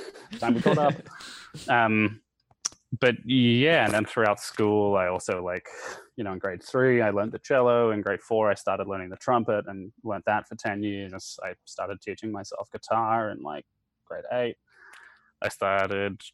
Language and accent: English; Brisbane, Queensland, Australia; moved away as an adult; also born or lived in Santiago, Chile / New York / Connecticut / Florida; now in Arizona, United States; I was born in Brisbane, but then I grew up in Latin America. And then on just before my sixth birthday, we moved back to Australia